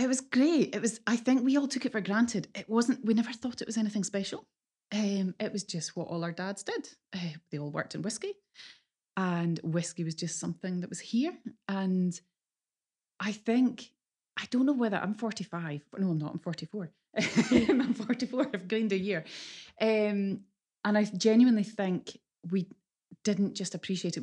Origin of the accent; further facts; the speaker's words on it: Islay, Scotland, United Kingdom; moved away as an adult; also born or lived in Glasgow; I I grew up in Isla, and we live and breathe whiskey in Isla